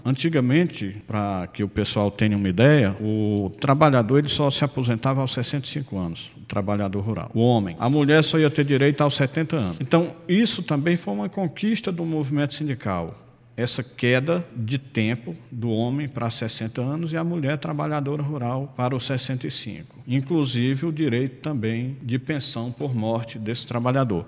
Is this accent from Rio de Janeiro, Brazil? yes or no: no; Irauçuba, Ceará, Brazil; also born or lived in Itapajé; sou irauçubense, nascido em Irauçuba